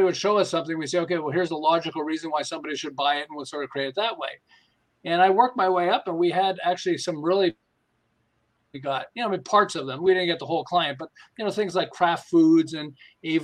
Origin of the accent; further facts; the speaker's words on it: Montreal, Quebec, Canada; moved away as an adult; now in Southern California, United States; I'm originally from Montreal